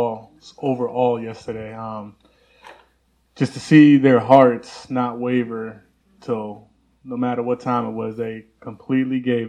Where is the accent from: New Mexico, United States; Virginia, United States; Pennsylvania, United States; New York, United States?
New York, United States; I'm from New York